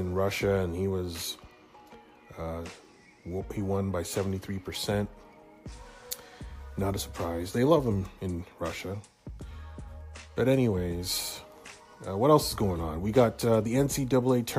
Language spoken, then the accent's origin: English; Hamilton, Ontario, Canada; my hometown of Hamilton, Ontario